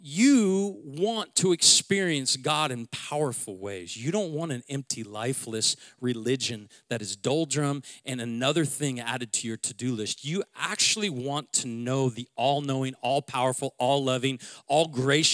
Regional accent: Seattle, Washington, United States; I'm from Seattle

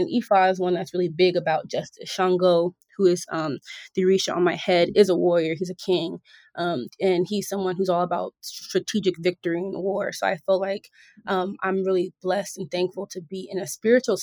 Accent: Georgia, United States; moved away as an adult; also born or lived in Philadelphia, Pennsylvania, United States; now in Los Angeles, United States; I was born in Philly. I spent my childhood in Georgia, and then I matured as an adult and got into my career

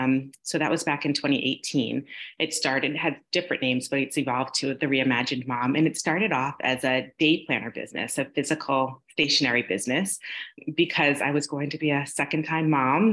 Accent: New York, United States; moved away as an adult; now in Los Angeles, United States; My husband and I grew up together in New York, and he moved out to Los Angeles before I did

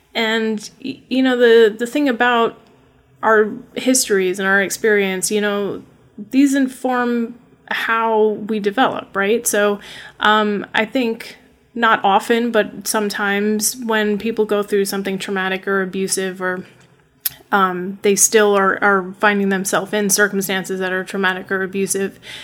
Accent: upstate New York, United States; also born or lived in Brooklyn, New York; I don't have an accent though because I grew up in upstate New York in a very small town

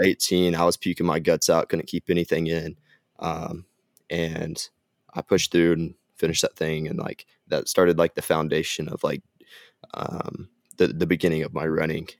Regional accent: Gainesville, Texas, United States; also born or lived in Southern Arkansas University, Arkansas; I grew up and lived in Gainesville, Texas my whole life

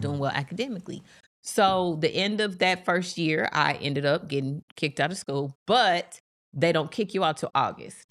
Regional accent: East St. Louis, Illinois, United States; I'm from East Saint Louis

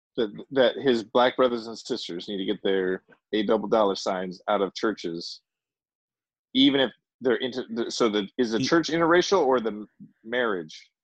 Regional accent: United States; I'm American

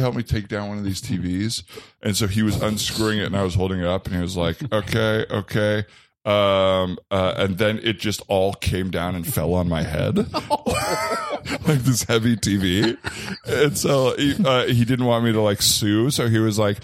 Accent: Arizona, United States; moved away

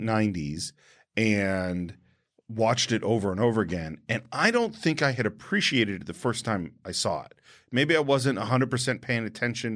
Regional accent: San Francisco, California, United States; I was born in San Francisco in Mount Sinai Hospital

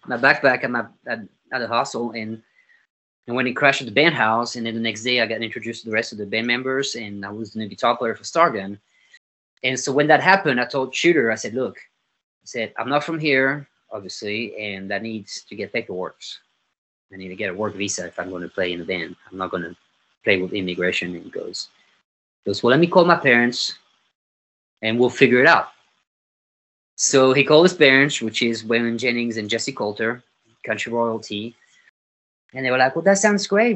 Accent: Nîmes, Occitania, France; English is a second language; moved away as an adult; also born or lived in London, United Kingdom / Los Angeles, United States / Oklahoma, United States / Nashville, United States; now in Fort Worth, United States; I grew up in a town called Nîmes, N-I-M-E-S, and that's in the south of France

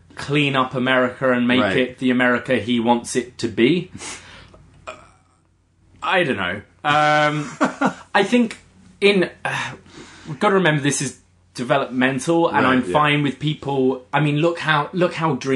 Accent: United Kingdom; now in Canada; As a Brit living in Canada

